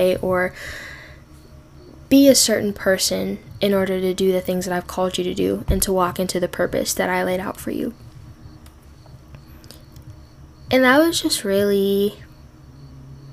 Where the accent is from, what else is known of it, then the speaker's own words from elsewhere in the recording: Midwest, United States; also born or lived in Minnesota; I live in Minnesota. I grew up in the Midwest